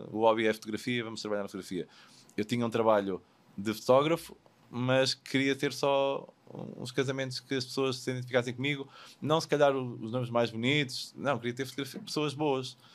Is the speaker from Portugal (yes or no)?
yes; Portugal; moved away